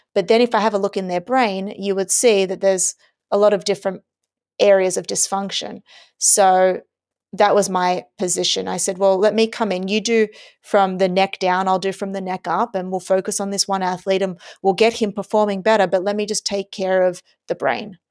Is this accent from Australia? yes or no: yes; Australia; I was born and raised in Australia